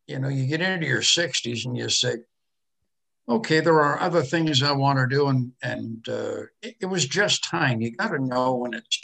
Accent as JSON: {"language": "English", "country": "Canada", "said": "I'm a Canadian"}